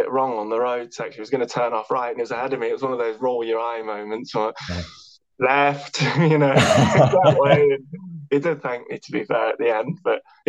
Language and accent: English; Nottingham, East Midlands, United Kingdom; moved away as an adult; also born or lived in South Lakes, Cumbria; now in Cumbria, United Kingdom; as you can tell from my accent, I'm not a Cumbrian by nature. I was born and brought up in Nottingham